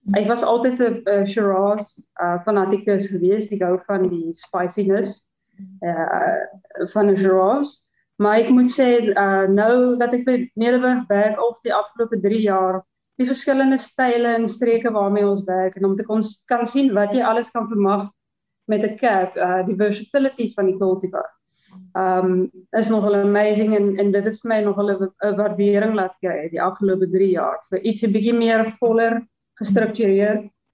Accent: Klerksdorp, North West, South Africa; moved away as an adult; also born or lived in Stellenbosch; ek het groot geword in in Klerksdorp

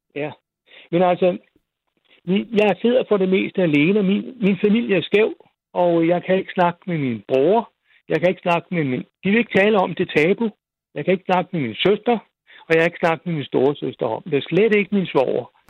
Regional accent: Roskilde, Zealand, Denmark; also born or lived in Frederiksberg; now in near Holbæk, Denmark; der, hvor jeg kommer fra, altså vokser op i Roskilde

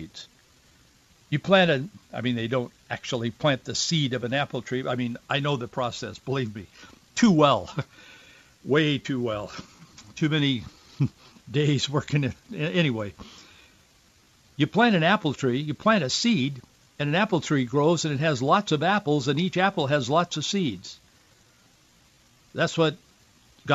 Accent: Yakima Valley, Washington, United States; I grew up in the Yakima Valley.

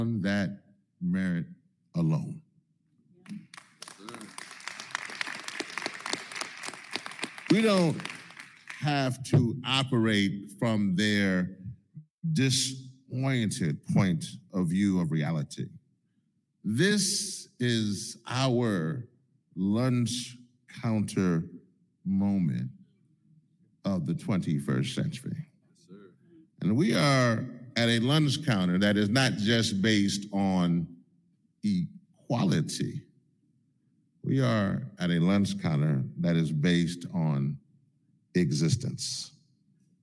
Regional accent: Louisiana, United States; my home state of Louisiana

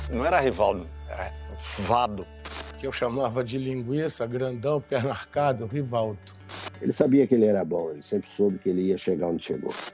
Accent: Northeast Region, Brazil; Acho que porque eu sou do Nordeste, então sempre sou criticado por isso.

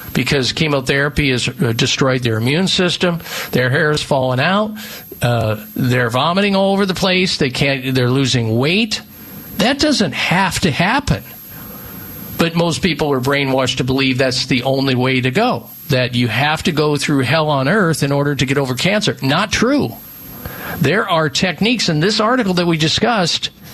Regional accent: Midwest, United States; moved away; I grew up in the Midwest

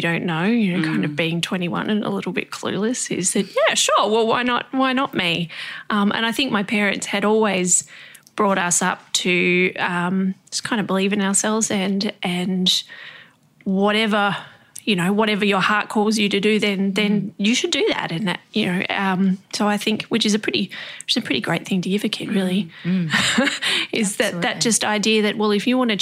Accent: Tasmania, Australia; moved away; I was from Tassie myself

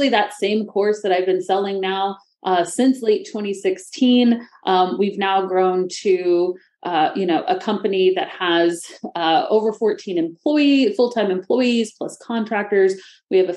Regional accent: Missouri, United States; also born or lived in Florida; I grew up in Missouri, but I moved to Florida after college or after high school for college

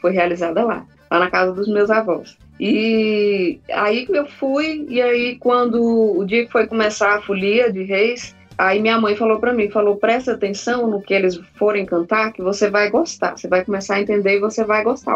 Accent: Brasília, Federal District, Brazil; also born or lived in Urucuia, Minas Gerais; Eu sou nascida em Brasília

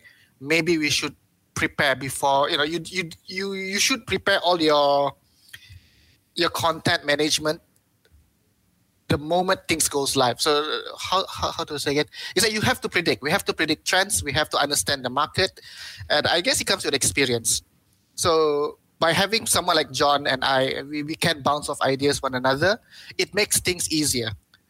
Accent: Malaysia; But I also have to think more than just being a Malaysian content producer, because I'm a website.

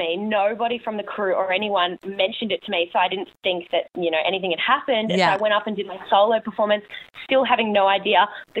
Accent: Robina, Queensland, Australia; Just in Robina.

